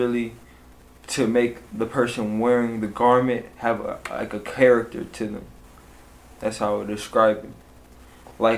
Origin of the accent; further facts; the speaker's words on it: Victorville, California, United States; also born or lived in Inglewood, California / Sherman Oaks, California; I grew up in Inglewood, California, and I was raised out here in Victorville, really, but I was born in Sherman Oaks